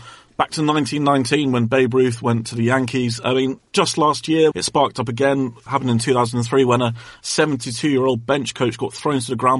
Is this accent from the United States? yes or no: no; Bath, South West England, United Kingdom; I grew up in Bath.